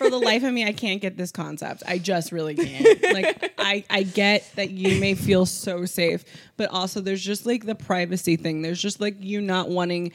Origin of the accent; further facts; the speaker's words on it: Los Angeles, California, United States; I grew up in Los Angeles.